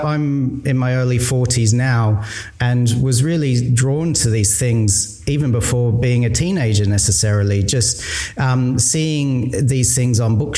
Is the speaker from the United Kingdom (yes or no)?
no; Australia; I was growing up in Australia.